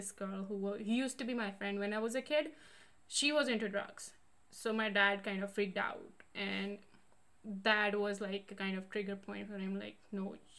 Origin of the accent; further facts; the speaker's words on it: Amritsar, Punjab, India; moved away as an adult; now in Canada; I come from Amritsar. I was born and brought up in Amritsar, Punjab. And that being the border city of India